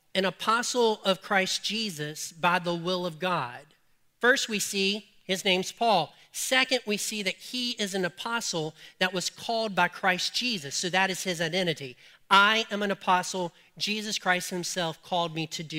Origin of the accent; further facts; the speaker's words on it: Colfax, United States; I'm from Colfax, and this is how we talk